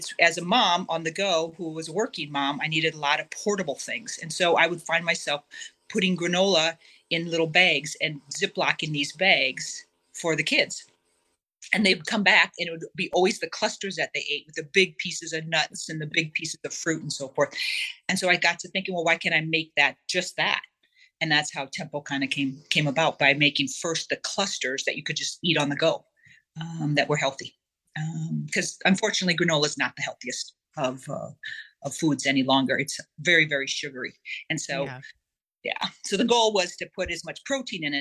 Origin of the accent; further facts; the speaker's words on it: Iowa, United States; moved away as an adult; also born or lived in New York City; I'm originally from Iowa, grew up in a great big family with lots of brothers.